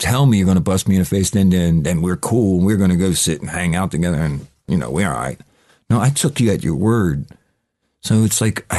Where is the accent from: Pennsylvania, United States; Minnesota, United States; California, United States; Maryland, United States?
Pennsylvania, United States; Philadelphia; moved away as an adult; now in England; the hellhole I was raised in Philadelphia